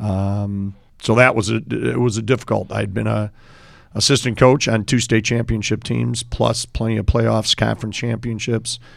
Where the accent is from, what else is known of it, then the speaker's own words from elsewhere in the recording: Park Ridge, Illinois, United States; growing up in Park Ridge, uh, youngest of seven